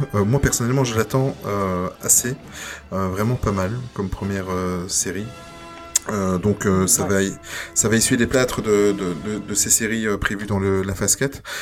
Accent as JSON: {"language": "French", "country": "Belgium", "said": "chez nous en Belgique"}